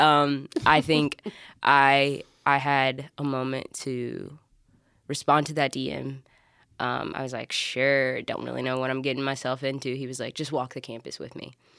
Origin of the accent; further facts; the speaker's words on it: Alabama, United States; I'm from Alabama.